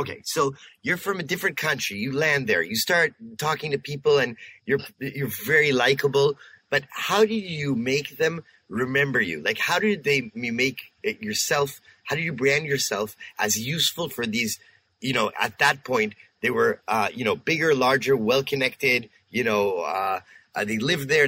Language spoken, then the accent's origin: English; Canada; We're Canadians too here.